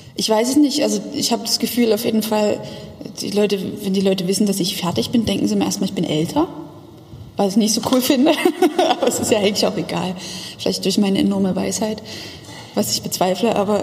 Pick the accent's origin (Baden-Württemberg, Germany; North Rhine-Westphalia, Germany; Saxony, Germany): Saxony, Germany; Dresden; Ich bin nicht auf dem Dorf aufgewachsen, aber zumindest am Stadtrand in Dresden.